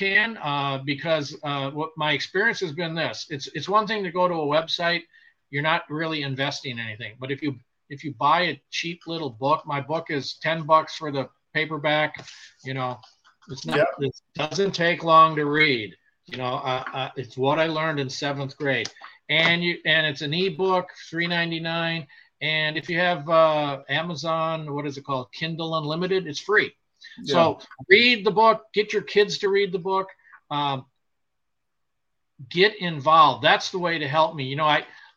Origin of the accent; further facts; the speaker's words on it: Wisconsin, United States; moved away; I was selected to go to Badger Boys State in Ripon, Wisconsin, with the American Legion